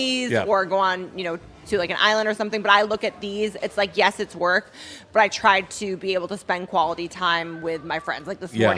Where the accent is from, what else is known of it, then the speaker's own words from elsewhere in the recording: Boston, Massachusetts, United States; now in Las Vegas, United States; I'm from Boston